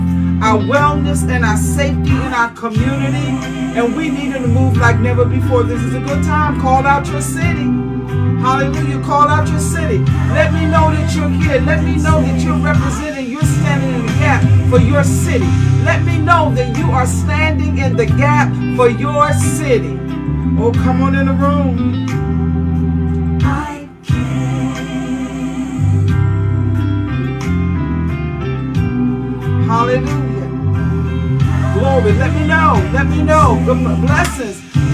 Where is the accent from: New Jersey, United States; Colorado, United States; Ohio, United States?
New Jersey, United States; North; now in Stroudsburg, United States; I'm calling out North New Jersey, my hometown